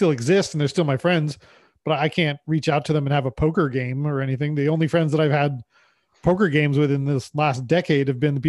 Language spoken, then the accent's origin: English; California, United States; also born or lived in Las Vegas; now in Canada; I grew up in California and then I moved to Las Vegas and now I live in Canada